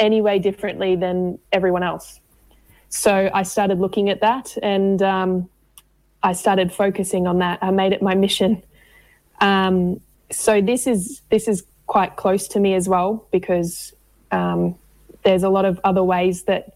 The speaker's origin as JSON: {"language": "English", "region": "Queensland", "country": "Australia", "moved": "yes", "lives_now": "Victoria, Australia", "said": "I'm originally from Queensland, moved down to Victoria after some family violence and some trauma as well"}